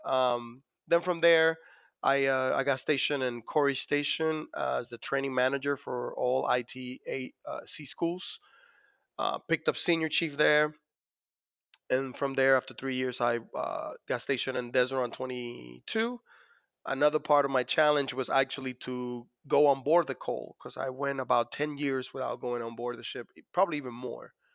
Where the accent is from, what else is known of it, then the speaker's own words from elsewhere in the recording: Dominican Republic; now in United States; as you could probably notice from my accent, I was born in the Dominican Republic